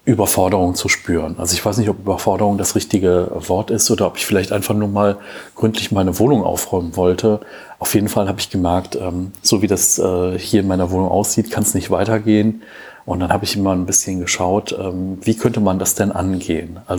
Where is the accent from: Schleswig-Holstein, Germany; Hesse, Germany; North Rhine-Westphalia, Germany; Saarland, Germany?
North Rhine-Westphalia, Germany; Cologne; born there; now in Bergisch Gladbach, Germany; ich bin 37 Jahre alt, bin 1982 geboren in Köln, äh, lebe zurzeit in Bergisch Gladbach